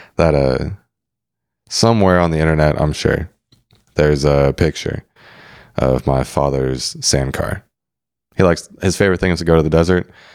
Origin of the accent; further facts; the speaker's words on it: San Diego, California, United States; growing up in San Diego